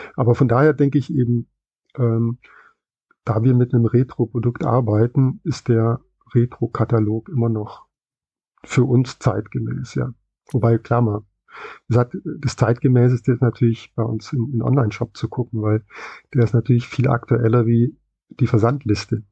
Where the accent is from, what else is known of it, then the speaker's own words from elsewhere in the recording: West Germany, Germany; bin ich dann im Westen aufgewachsen